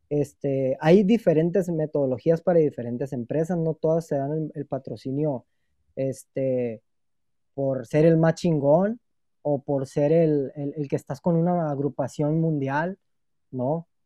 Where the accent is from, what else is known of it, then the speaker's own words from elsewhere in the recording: Mexico; Necesitamos como empresa y yo como mexicano